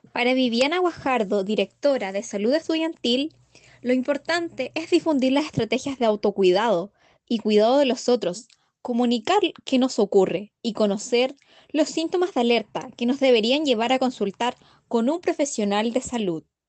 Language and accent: Spanish; Galvarino, Araucanía, Chile; Soy de Galvarino, región de la Huracanía